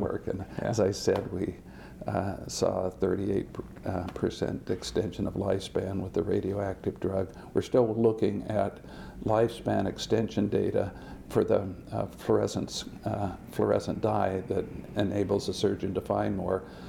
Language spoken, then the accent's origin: English; West Lafayette, Indiana, United States; also born or lived in Utah / San Diego, California / Massachusetts; I grew up in West Lafayette